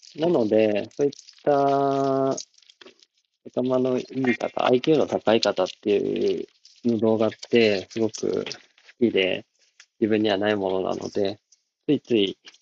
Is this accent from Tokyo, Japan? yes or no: no; Takasaki, Gunma, Japan; 高崎は、あの、商業都市の、ファッション系の、アパレル系のお店も多い感じの、割と前橋よりも賑わってる感じの街で、僕もそこ出身なんですけど